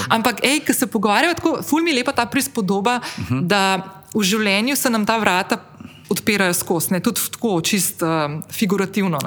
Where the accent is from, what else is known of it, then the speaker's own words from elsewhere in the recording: Ljubljana, Central Slovenia, Slovenia; moved away as an adult; now in Slovenian coast, Slovenia; sem se pred 12 leti preselila iz Ljubljana na obalo